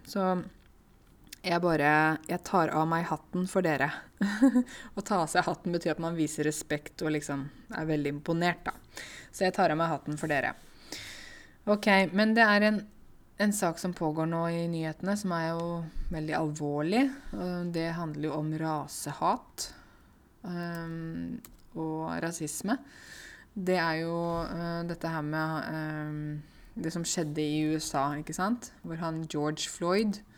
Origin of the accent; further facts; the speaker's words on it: Norway; jeg er norsk og lys i huden